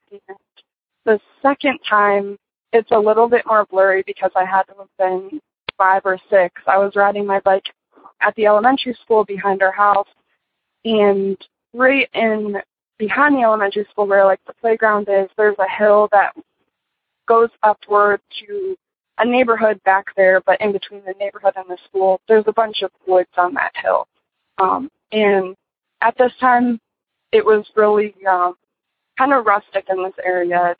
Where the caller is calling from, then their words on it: Michigan, United States; I'm calling from Michigan.